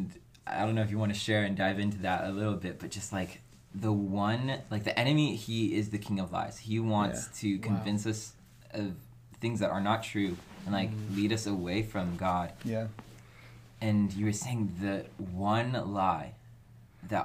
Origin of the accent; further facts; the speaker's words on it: Dixon, California, United States; I'm from Dixon. I grew up in the same town that Natalie grew up